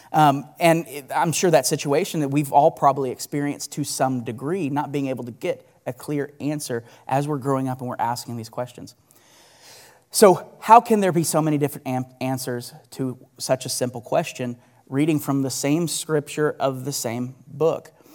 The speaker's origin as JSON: {"language": "English", "town": "Bixby", "region": "Oklahoma", "country": "United States", "tie": "born or raised there", "said": "I grew up in Bixby, and I lived there pretty much my entire life"}